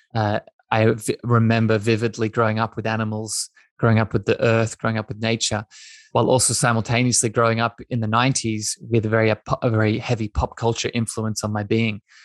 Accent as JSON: {"language": "English", "region": "east coast of Australia", "country": "Australia", "tie": "born or raised there", "said": "I grew up in Australia. I grew up on the east coast of Australia."}